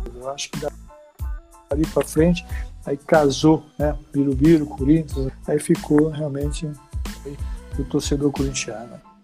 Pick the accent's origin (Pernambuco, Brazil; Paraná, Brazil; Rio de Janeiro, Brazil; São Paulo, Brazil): Pernambuco, Brazil; Recife; moved away; also born or lived in Olinda; eu morava em Recife, no bairro de Santo Amaro. Depois aí, com 10 anos para 11, eu fui para Olinda, Rio Doce, Olinda, lá, é a minha terra também